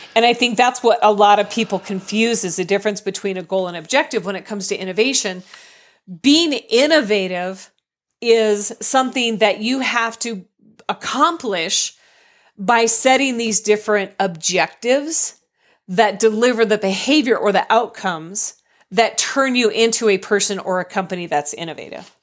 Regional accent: Colorado, United States; I'm from Colorado

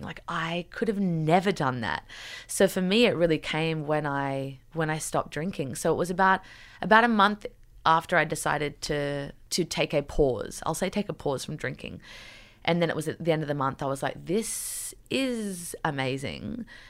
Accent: Newcastle, New South Wales, Australia; moved away as an adult; also born or lived in New York City; growing up in Newcastle

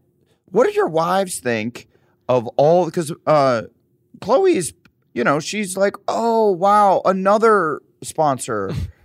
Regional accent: Iowa and Nebraska, Midwest, United States; I grew up in the Midwest in Iowa and Nebraska

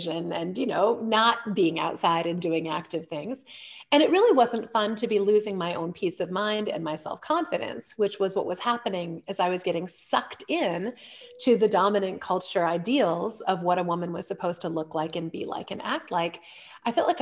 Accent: Illinois, United States; I was born in Illinois, where my dad was a professor at Lake Forest College

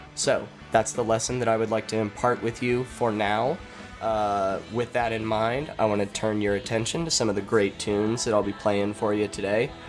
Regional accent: Colorado, United States; we are from Colorado

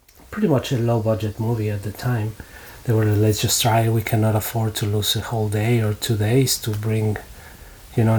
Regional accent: Mexico; I'm from Mexico

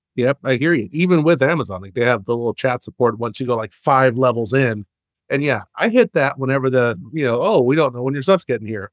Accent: Texas, United States; moved away; also born or lived in Arizona; I'm from Arizona and originally from Texas.

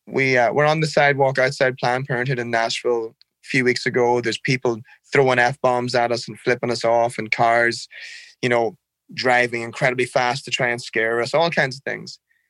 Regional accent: Ireland; Man, I can't talk about Ireland without crying. I love the air. The air is clean and it's fresh. I love the drizzle. The rain's soft. There's always a breeze. I love looking out your window and seeing fields and cows.

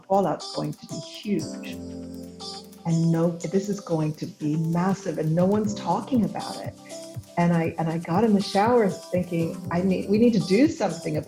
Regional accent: Villanova, Pennsylvania, United States; also born or lived in Saint-Marcellin, France; I was born outside of Philadelphia, and I grew up on the main line, Villanova

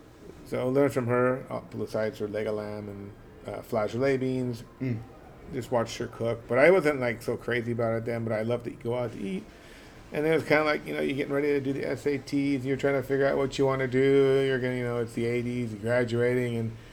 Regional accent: Santa Monica, California, United States; also born or lived in Los Angeles; I grew up here in Santa Monica, Venice. I was born in 1968 in Los Angeles around the Silver Lake area, Los Feliz Silver Lake area. Mm-hmm. My parents moved to Santa Monica in 1970.

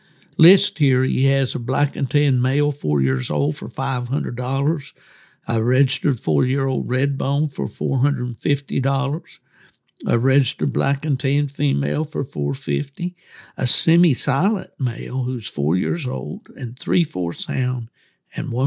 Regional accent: West Virginia, United States; we used to have a gathering spot there in West Virginia

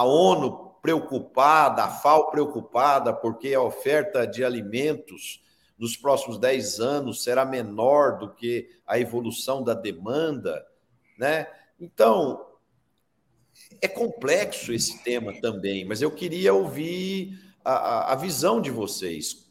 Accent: Brazil; eu pessoalmente, como brasileiro

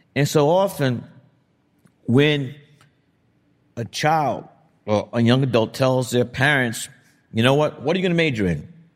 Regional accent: New York City, New York, United States; I grew up in the Republic of Brooklyn

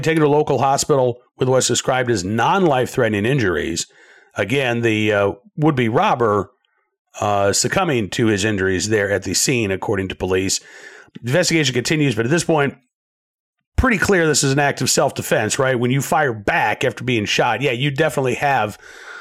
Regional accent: Oklahoma City, Oklahoma, United States; when I was a kid growing up in Oklahoma City

